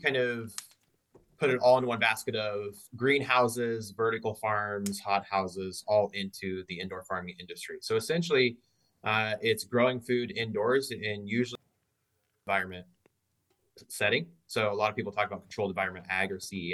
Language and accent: English; Southeast Iowa, United States; also born or lived in Dublin, Ireland / Ames, Iowa; I grew up farm in Southeast Iowa, traditional row crops, corn, soybeans